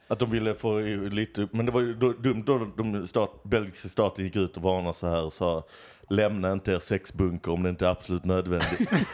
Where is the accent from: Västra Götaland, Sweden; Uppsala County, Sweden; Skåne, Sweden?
Skåne, Sweden; Lund; Jag är från Lund.